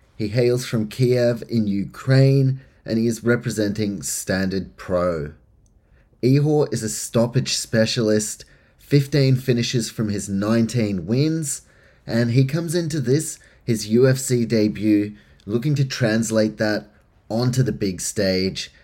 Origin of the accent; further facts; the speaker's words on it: New Zealand; I am from New Zealand